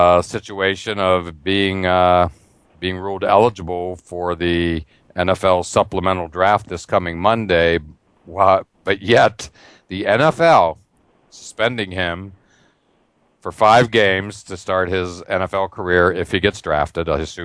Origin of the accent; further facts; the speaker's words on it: near Penn State, Pennsylvania, United States; I grew up near Penn State, literally grew up selling Cokes at Beaver Stadium